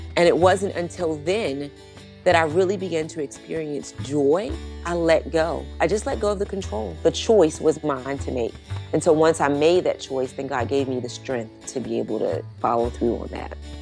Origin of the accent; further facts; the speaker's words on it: Baltimore, Maryland, United States; now in Dallas, United States; I grew up in Baltimore